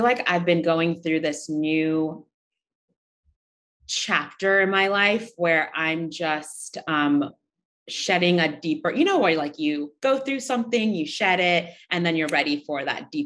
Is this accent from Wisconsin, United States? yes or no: no; Seattle, Washington, United States; moved away as an adult; also born or lived in Uganda; now in New York City, United States; I was born in Uganda and I moved to the States when I was really young, 3 or 4. I grew up in Seattle, Washington, or like outside of Seattle